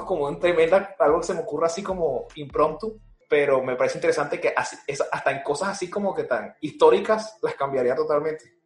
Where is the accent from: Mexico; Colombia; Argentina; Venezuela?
Venezuela; Yo soy venezolano